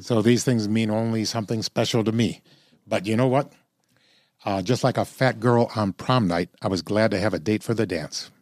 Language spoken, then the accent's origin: English; Illinois, United States; I'm from Illinois